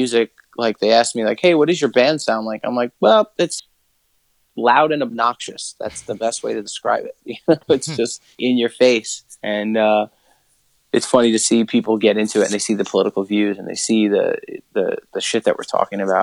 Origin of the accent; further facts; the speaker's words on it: New York, United States; we grew up in New York